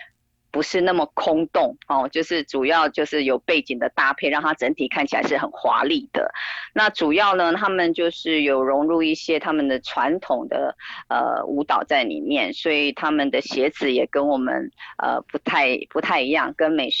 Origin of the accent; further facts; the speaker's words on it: Taiwan; 更何况我们台湾人